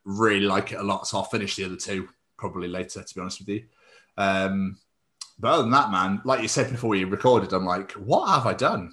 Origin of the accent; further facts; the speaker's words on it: Scotland, United Kingdom; now in Wales, United Kingdom; being Scottish in Wales